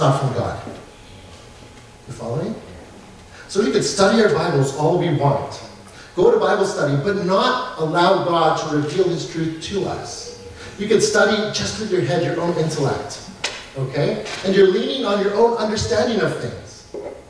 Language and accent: English; Canada; I believe that I am a Canadian, so I live as a Canadian